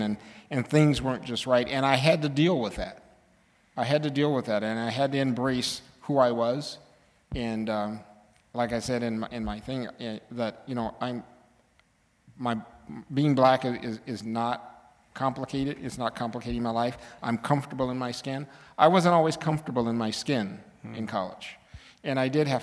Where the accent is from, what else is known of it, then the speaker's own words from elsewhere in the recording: Southern California, United States; moved away as an adult; I grew up in Southern California